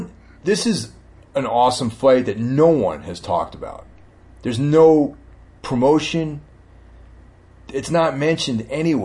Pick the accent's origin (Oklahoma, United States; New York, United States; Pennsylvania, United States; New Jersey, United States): New York, United States; Carmel; Carmel, New York. Lake Carmel. You know, it's not too, you know, about an hour and a half outside the city. Nice little town. It's on the Hudson River